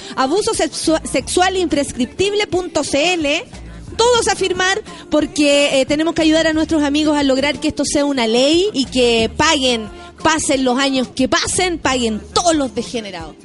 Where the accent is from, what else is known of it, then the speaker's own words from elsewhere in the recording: Chile; soy muy chilena